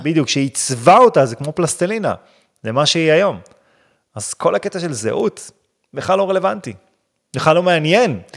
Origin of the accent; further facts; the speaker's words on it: Israel; אני גדלתי בישראל, אני חילוני